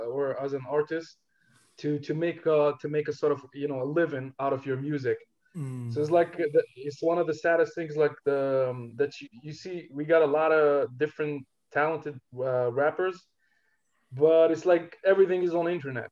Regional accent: Algeria; first language Algerian Arabic (Darija); English is a second language; moved away as an adult; now in Vienna, Austria; I come from Algeria, and I've been living in Vienna for like 3 years right now.

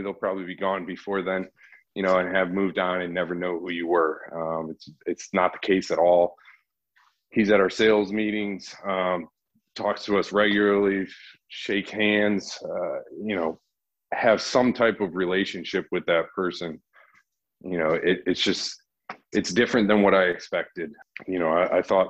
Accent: Connecticut, United States; moved away as an adult; I'm from Connecticut

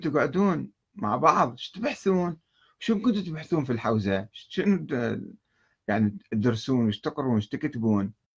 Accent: Iraq; عندنا بالعراق

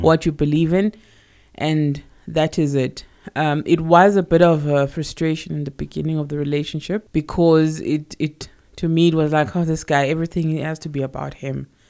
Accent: Johannesburg, Gauteng, South Africa; I was born in Alex, Alexandra, in Johannesburg, and I pretty much grew up there

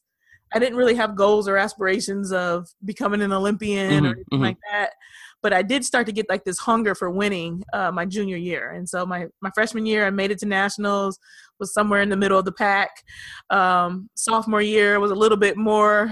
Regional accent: Rochester, Pennsylvania, United States; also born or lived in Pittsburgh, Pennsylvania / Detroit, Michigan; Born in Pittsburgh and raised between Pittsburgh and Detroit, basically, because my parents split up when I was 3 years old. So I moved to Detroit and I was there from kindergarten to sixth grade. And then I moved back with my father from seventh to 12th grade into Rochester, Pennsylvania

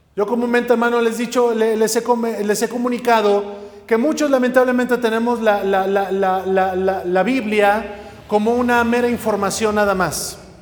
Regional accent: Mexico; lo cantamos como mexicanos

